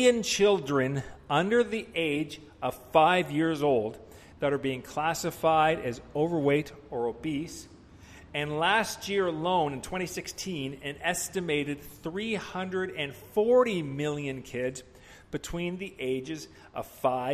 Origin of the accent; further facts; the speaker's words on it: Vancouver, British Columbia, Canada; I'm from Vancouver